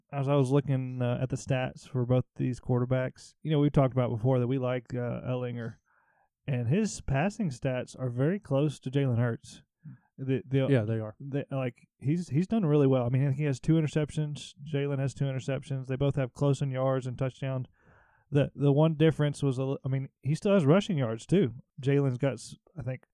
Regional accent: Florida, United States; I was born in Florida.

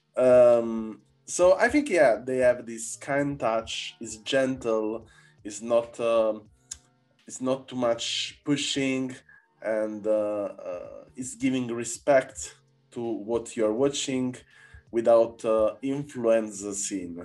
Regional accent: Naples, Campania, Italy; English is a second language; now in Berlin, Germany; I come from Naples

